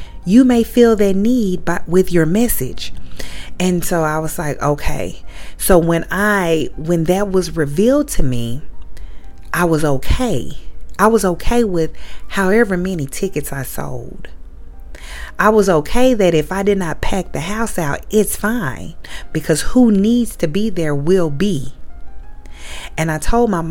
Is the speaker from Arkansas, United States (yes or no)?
yes; Little Rock, Arkansas, United States; moved away; my hometown in Little Rock, Arkansas